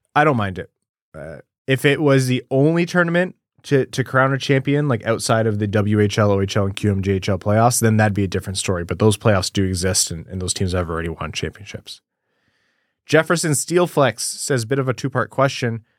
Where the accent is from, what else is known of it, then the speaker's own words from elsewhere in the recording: Windsor, Ontario, Canada; I grew up in Windsor